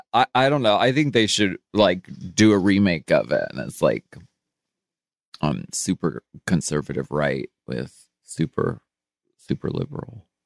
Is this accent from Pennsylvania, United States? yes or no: yes; Erie, Pennsylvania, United States; moved away; I grew up in Erie, Pennsylvania.